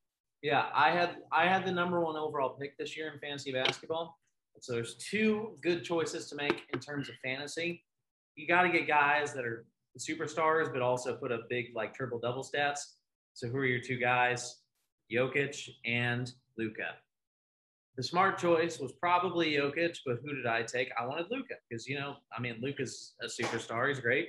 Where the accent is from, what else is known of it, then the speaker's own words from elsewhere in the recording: Dallas, Texas, United States; I'm from Dallas.